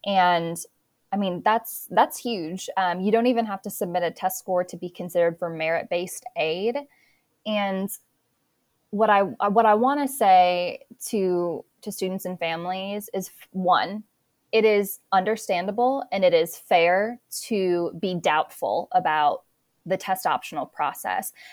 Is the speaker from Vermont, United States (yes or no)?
no; South Dakota, United States; moved away as an adult; also born or lived in North Carolina; I attended a small liberal arts private college undergrad in my hometown of South Dakota